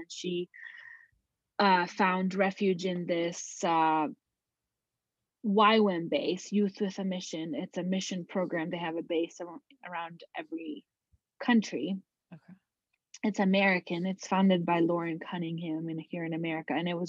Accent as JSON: {"language": "English", "town": "Kathmandu", "region": "Bagmati", "country": "Nepal", "tie": "born there", "said": "So I was born in Kathmandu, Nepal."}